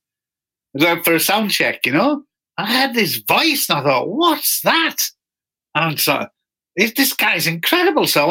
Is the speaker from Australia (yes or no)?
no; Newcastle upon Tyne, North East England, United Kingdom; I'm from Newcastle in the north of England.